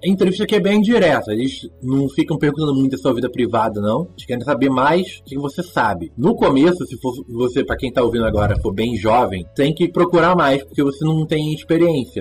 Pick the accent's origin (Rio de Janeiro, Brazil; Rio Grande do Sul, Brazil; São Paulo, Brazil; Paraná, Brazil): Rio de Janeiro, Brazil; São Gonçalo; moved away as an adult; also born or lived in Ireland; now in Poland; Nasci e cresci no São Gonçalo, Rio de Janeiro, no estado do Rio de Janeiro